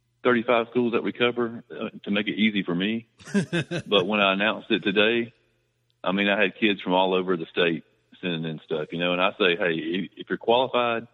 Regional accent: Rome, Georgia, United States; moved away as an adult; also born or lived in Buford, Georgia; I moved back to Rome. I grew up in the Rome area, and I moved to Buford, Flowery Branch area

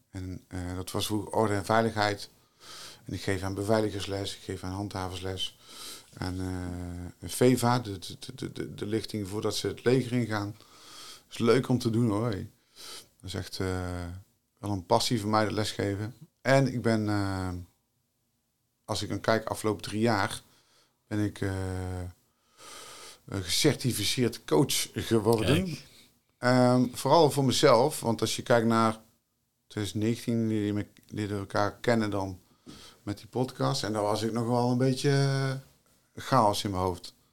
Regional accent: Tilburg, North Brabant, Netherlands; uit Tilburg, ben ik geboren en getogen.

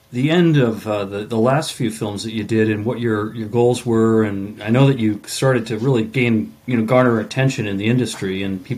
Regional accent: Mount Vernon, Maine, United States; I grew up in Mount Vernon, Maine, and learned to fly fish in the Belgrade Lakes region

